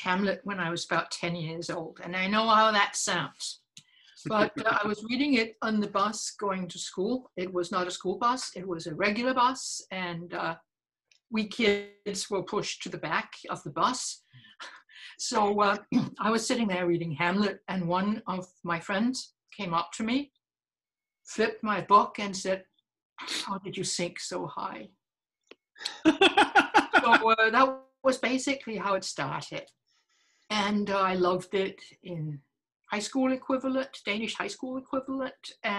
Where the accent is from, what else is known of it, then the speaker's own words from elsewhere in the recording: England, United Kingdom; I'm English.